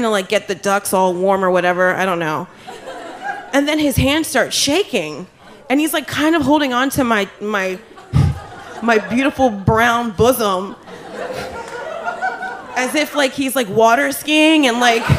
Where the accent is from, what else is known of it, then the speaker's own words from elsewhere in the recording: New Jersey, United States; I'm from Jersey.